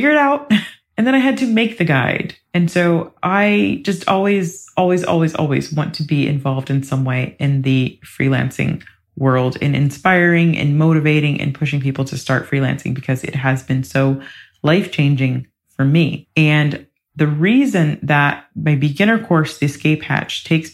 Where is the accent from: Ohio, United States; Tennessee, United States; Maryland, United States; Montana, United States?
Ohio, United States; I'm from the Midwest. I'm from Ohio